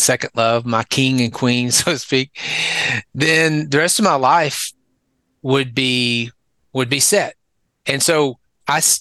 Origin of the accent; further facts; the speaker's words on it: Dallas, Texas, United States; accent: southern; moved away as an adult; also born or lived in San Antonio, Texas / Northeast Tennessee / Conway, Arkansas; I grew up, I was born and raised in Texas, born in Dallas